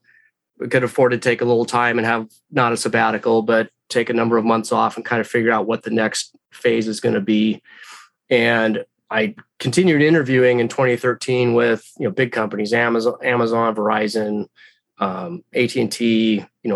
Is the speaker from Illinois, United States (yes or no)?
no; Redmond, Washington, United States; a smaller one came open in my hometown.